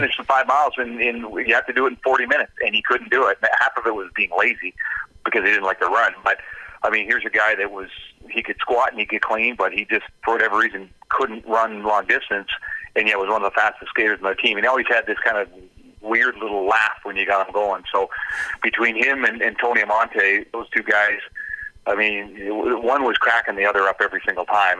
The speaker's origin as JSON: {"language": "English", "town": "North Vancouver", "region": "British Columbia", "country": "Canada", "tie": "born or raised there", "also_born_or_lived": "Germany / Switzerland", "moved": "as an adult", "said": "born and raised on the North Shore in North Vancouver"}